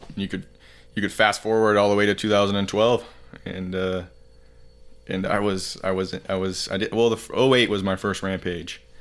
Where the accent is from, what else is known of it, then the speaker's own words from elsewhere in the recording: Heber City, Utah, United States; also born or lived in Saint George, Utah; Born and raised in Heber City, Utah.